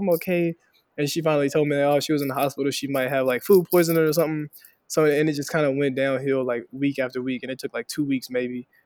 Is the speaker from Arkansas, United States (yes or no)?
yes; Helena, Arkansas, United States; moved away as an adult; also born or lived in Fayetteville, Arkansas; I'm originally from Helena, Arkansas, Southeast Arkansas, a real poor, underrepresented area. Uh, grew up there